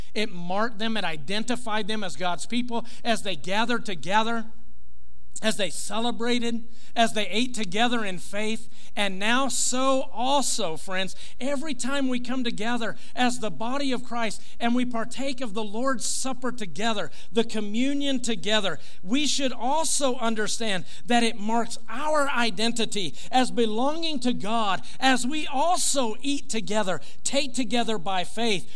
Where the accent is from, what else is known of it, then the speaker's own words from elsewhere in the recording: United States; as an American, as a patriot uh, in, in this country, as a, a proud American